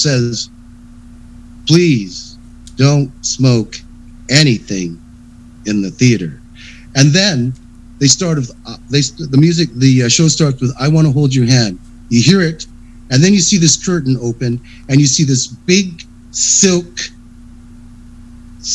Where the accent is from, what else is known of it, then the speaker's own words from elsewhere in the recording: Victoria, British Columbia, Canada; now in Calgary, Canada; I'm from Victoria